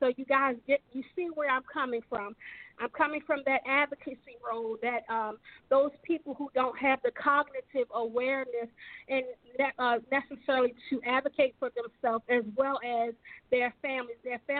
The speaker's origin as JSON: {"language": "English", "town": "Baltimore", "region": "Maryland", "country": "United States", "tie": "born or raised there", "said": "I am a product of the inner city of Baltimore. For those of you who are from Baltimore, I am from Park Heights. I live on St. Ambrose Avenue behind St. Ambrose Catholic Church."}